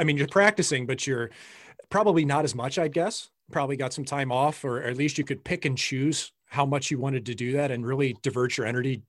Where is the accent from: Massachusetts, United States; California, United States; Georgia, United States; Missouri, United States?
Missouri, United States; St. Louis; for someone like myself growing up in St. Louis, and my dad was an off-ice official. My grandpa was.